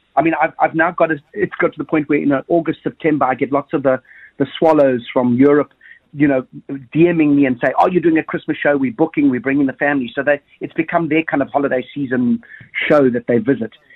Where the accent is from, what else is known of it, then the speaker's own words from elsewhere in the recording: South Africa; growing up in Thunderbell Park